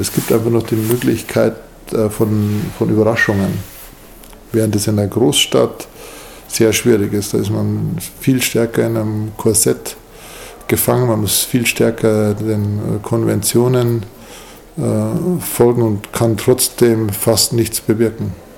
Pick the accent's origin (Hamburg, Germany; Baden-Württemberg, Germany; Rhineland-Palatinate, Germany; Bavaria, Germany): Bavaria, Germany; Munich; Ich komme ja aus München